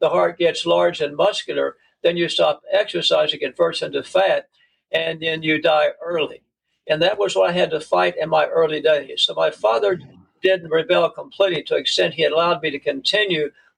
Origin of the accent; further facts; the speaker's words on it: Oklahoma City, Oklahoma, United States; I was born and raised in Oklahoma City